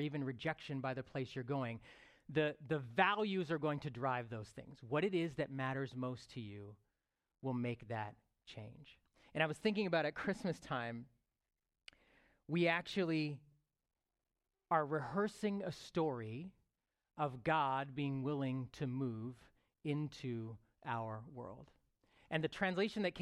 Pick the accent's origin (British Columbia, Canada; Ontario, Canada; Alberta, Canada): Ontario, Canada; Toronto; I lived in Rexdale for about 21 years, where my church was 30 yards away, my high school was 100 yards away, and that was sort of my life. 39 of those years, I lived in the 6, like, as we know, the GTA